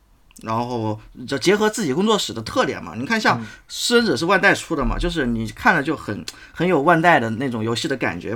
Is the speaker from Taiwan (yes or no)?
no; China; 我们作为中国人